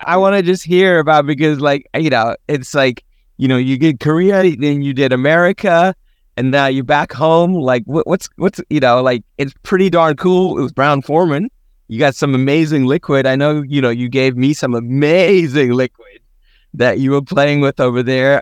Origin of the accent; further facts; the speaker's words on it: South Africa; growing up in South Africa